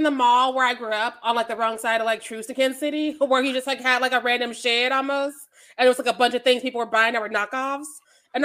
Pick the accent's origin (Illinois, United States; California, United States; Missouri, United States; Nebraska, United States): Missouri, United States; I am from Missouri